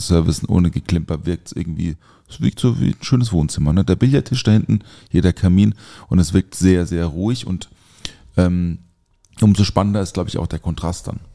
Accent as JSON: {"language": "German", "area": "Black Forest", "region": "Baden-Württemberg", "country": "Germany", "said": "ich komme ja aus dem Schwarzwald"}